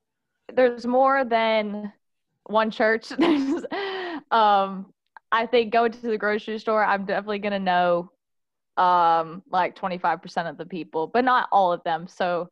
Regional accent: Southside, Alabama, United States; moved away as an adult; now in Baton Rouge, United States; So I'm from a small town called Southside, Alabama. And so if those that aren't familiar with that, it's about an hour north of Birmingham. And I've lived there my whole entire life.

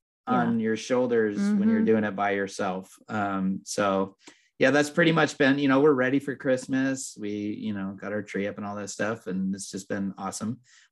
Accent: Southern California, United States; also born or lived in upstate New York; I've lived in Southern California since I was five. We moved here from upstate New York, and you know, so this is all I've known

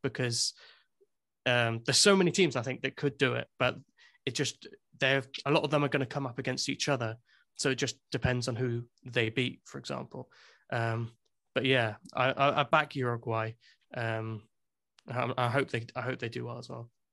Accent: England, United Kingdom; now in Wales, United Kingdom; I'm English, but I do live in Wales

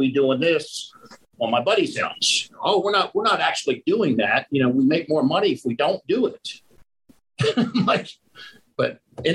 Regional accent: Pennsylvania, United States; moved away as an adult; now in Fort Worth, United States; I'm from Pennsylvania

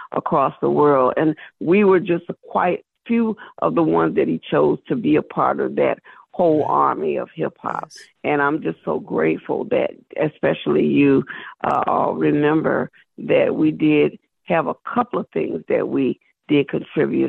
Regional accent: South Carolina, United States; I'm from South Carolina

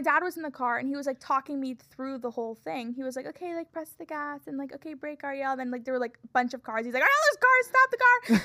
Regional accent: Florida, United States; moved away; I'm from Florida

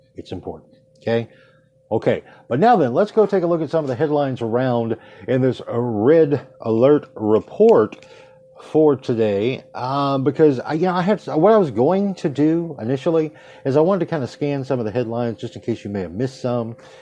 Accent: United States; as an American, who is brought up to believe we have a First Amendment

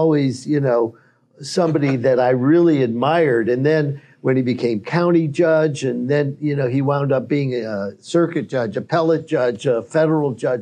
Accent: Cleveland, Ohio, United States; now in Gainesville, United States; I'm some guy from Cleveland, Ohio

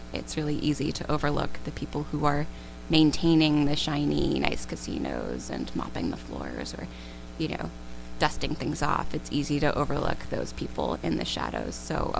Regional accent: Atlantic City, New Jersey, United States; I grew up in part in Atlantic City. I went to high school in the area.

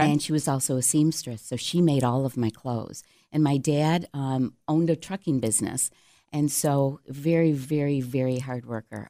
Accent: Cheshire, New York, United States; growing up in Cheshire, right outside of Canandaigua, population probably two hundred and fifty

